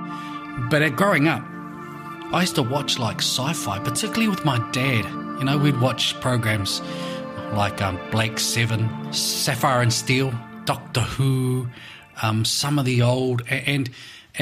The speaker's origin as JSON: {"language": "English", "town": "Levin", "region": "Manawatū-Whanganui", "country": "New Zealand", "tie": "born or raised there", "also_born_or_lived": "Feilding", "said": "So I was born and raised in Levin, in the Horo Whenua"}